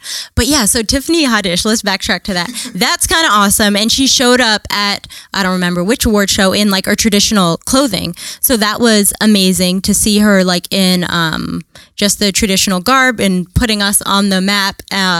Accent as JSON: {"language": "English", "town": "Arlington", "region": "Virginia", "country": "United States", "tie": "born or raised there", "also_born_or_lived": "Washington, D.C. / Eritrea (ancestry)", "moved": "as an adult", "lives_now": "New York, United States", "said": "live here in Harlem. About 10 years ago, I moved to New York from the Washington, D.C. area, but I grew up in Arlington, Virginia. Very, very great area to grow up in, just like very close to D.C. as, you know, the city."}